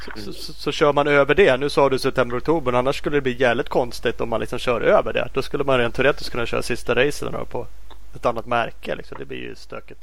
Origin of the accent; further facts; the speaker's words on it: Sweden; vi som eh, svenskar